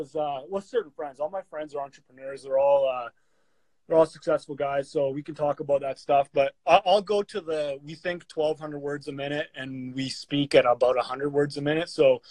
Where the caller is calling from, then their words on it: Calgary, Alberta, Canada; I'm coming from Calgary, Alberta.